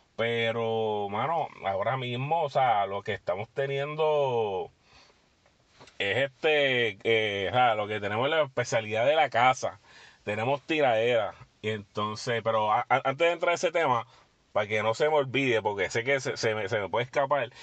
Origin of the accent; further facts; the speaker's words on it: Puerto Rico; nosotros como puertorriqueños